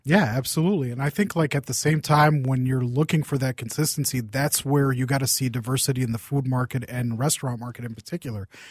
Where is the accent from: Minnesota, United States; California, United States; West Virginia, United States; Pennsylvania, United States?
Minnesota, United States; Saint Paul; I grew, I grew up in Saint Paul